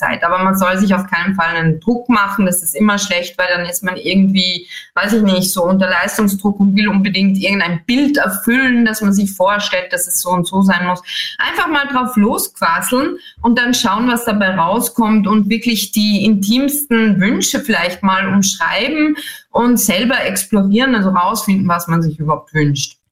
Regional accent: Austria; accent: Austrian; als Österreicherin

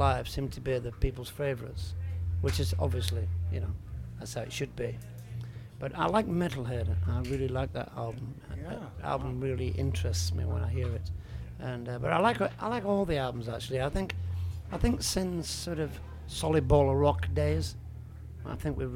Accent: Yorkshire and the Humber, United Kingdom; moved away as an adult; now in France; I'm from West Yorkshire

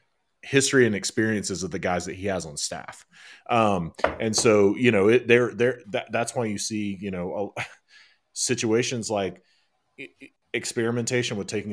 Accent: Northwest Georgia, United States; I grew up in Northwest Georgia. I, you know, have red clay on the bottom of my shoes, a permanent stain from when I was a kid running around those hills.

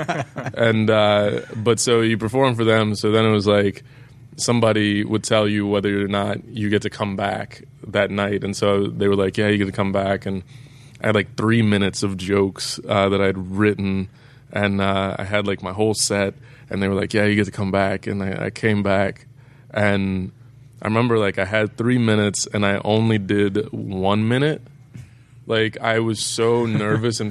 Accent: Dallas, Texas, United States; also born or lived in North Carolina / New York; now in Los Angeles, United States; Originally, I grew up in Dallas, Texas, and then I moved to North Carolina for a little bit

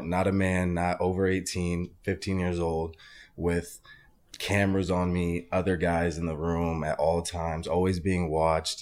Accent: Arizona, United States; I'm originally from Arizona

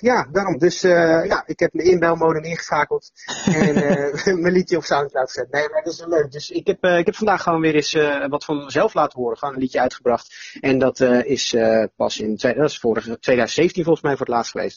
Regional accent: Netherlands; als Nederlanders dan en als Europeanen

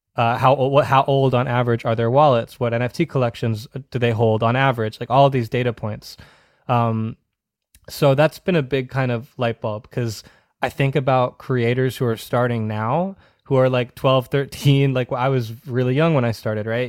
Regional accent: Wakefield, Massachusetts, United States; I grew up in Massachusetts, uh, about fifteen minutes north of Boston in a town called Wakefield

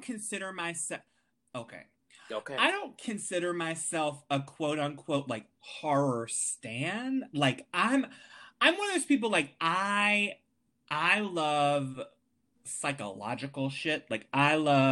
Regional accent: Wilmington, North Carolina, United States; now in Richmond, United States; my hometown of Wilmington, North Carolina, which is where I'm originally from

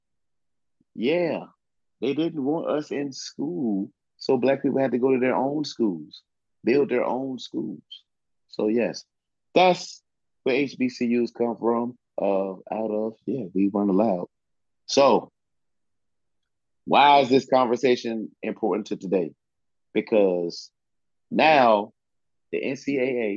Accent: Southeast Virginia, United States; I grew up in the South. I grew up in Virginia, Southeast Virginia.

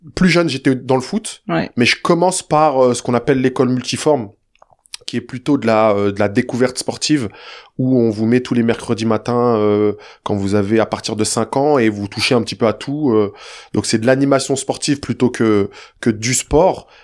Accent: Saint-Cyr-l'École, Île-de-France, France; also born or lived in Le Chesnay, Yvelines; ensuite, on déménage euh, quand je suis très jeune dans la ville de Saint-Cyr, pas loin de Versailles, petite cité HLM.

